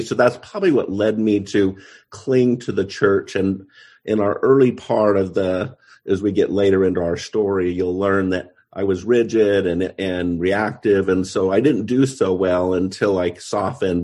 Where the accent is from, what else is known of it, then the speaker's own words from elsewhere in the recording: Pleasant Grove, Utah, United States; I grew up in Pleasant Grove, Utah